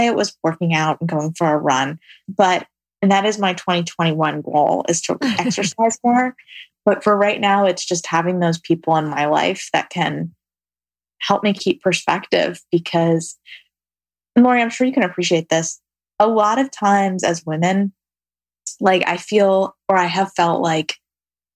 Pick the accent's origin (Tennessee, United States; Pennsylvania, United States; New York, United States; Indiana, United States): New York, United States; New York City; I'm a city girl. I grew up in New York City.